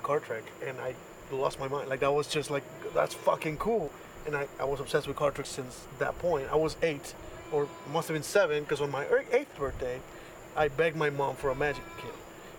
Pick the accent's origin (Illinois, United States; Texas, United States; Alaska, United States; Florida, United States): Texas, United States; Austin; also born or lived in Mexico City, Mexico; I am a magician from Austin. I was born in Mexico City. My mom married some douchebag. I beat him up. I escaped, kind of. My mom basically sent me to my dad here in Austin.